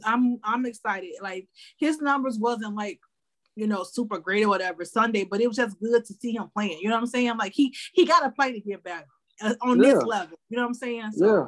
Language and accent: English; Chicago, Illinois, United States; born or raised there